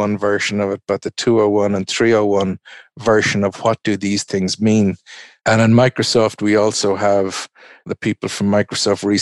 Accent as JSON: {"language": "English", "country": "Ireland", "said": "I'm an Irishman"}